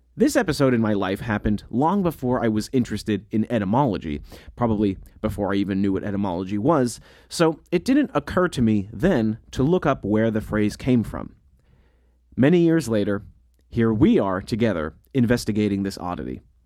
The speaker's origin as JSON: {"language": "English", "country": "United States", "accent": "American English", "said": "As an American English speaker"}